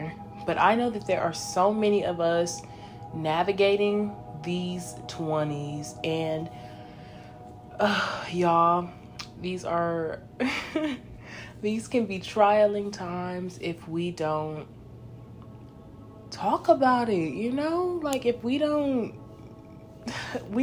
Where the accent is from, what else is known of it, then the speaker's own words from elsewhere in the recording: Los Angeles, California, United States; now in Texas, United States; I am 22 and I'm from Los Angeles.